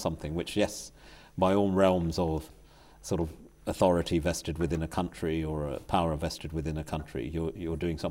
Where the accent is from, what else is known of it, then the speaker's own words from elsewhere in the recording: England, United Kingdom; Being English